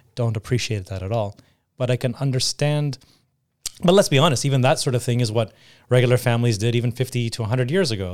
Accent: Canada

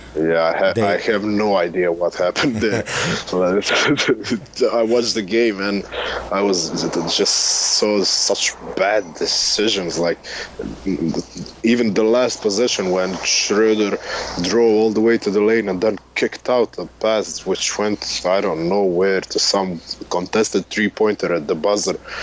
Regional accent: Split, Split-Dalmatia County, Croatia; Larry Ayuso played for my hometown team in Split

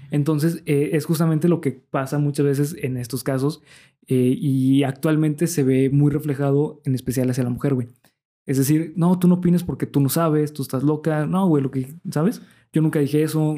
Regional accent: Mexico; nosotros como mexicanos

